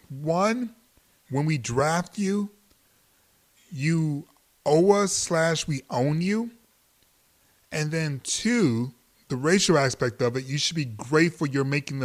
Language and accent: English; Detroit, Michigan, United States; now in Los Angeles, United States; I'm from Detroit.